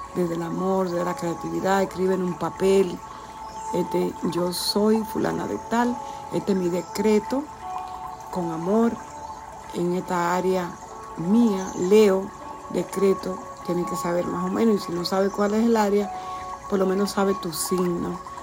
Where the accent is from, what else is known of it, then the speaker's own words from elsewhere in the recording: Dominican Republic; la República Dominicana, de donde yo soy